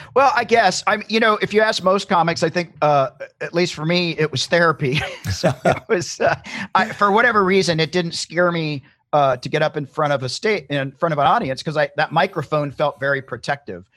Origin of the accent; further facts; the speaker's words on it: Tennessee, United States; moved away as an adult; now in California, United States; I'm originally from Tennessee. I grew up in Tennessee